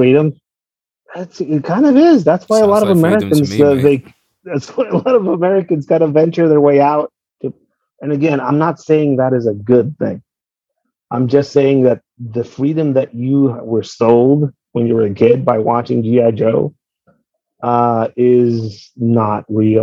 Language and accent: English; Tijuana, Baja California, Mexico; I'm from Tijuana